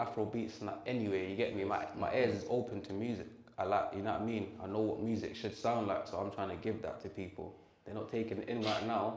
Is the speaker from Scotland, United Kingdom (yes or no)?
no; London, United Kingdom; I was born and raised in Brixton, you get me? Lived there my whole life.